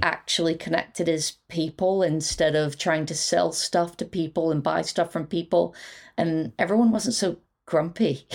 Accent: Quakertown, Pennsylvania, United States; moved away as an adult; now in United Kingdom; I'm from Philadelphia. Uh, well, actually, a very nice suburb outside of Philadelphia. So fifty miles north of Philadelphia

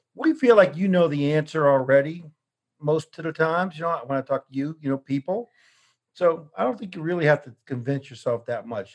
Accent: New Orleans, Louisiana, United States; moved away; we're from New Orleans

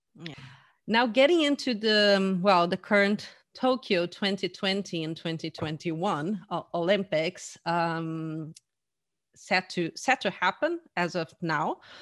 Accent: Porto Alegre, Rio Grande do Sul, Brazil; moved away as an adult; also born or lived in Canada; in my hometown, Porto Alegre

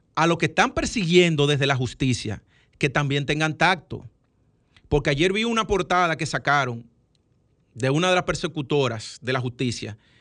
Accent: Dominican Republic; como todo dominicano que piensa en su mamá

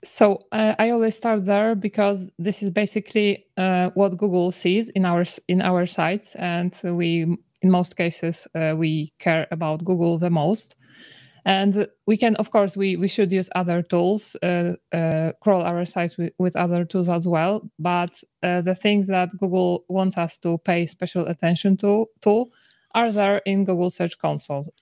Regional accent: Poland; I come from Poland

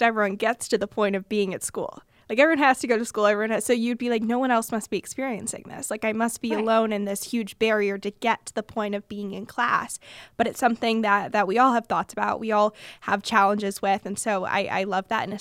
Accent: Bay Area, California, United States; I am from the Bay Area

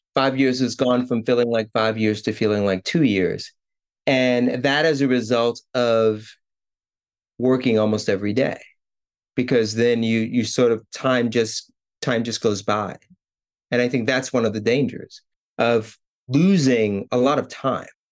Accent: New York City, New York, United States; now in Japan; I was born in New York City, born and raised in, in Brooklyn, actually

